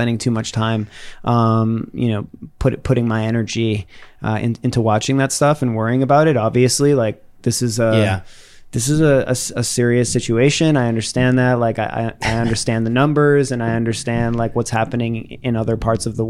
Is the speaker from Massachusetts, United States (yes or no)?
yes; Worcester, Massachusetts, United States; I grew up in Worcester. I grew up in the second largest city in New England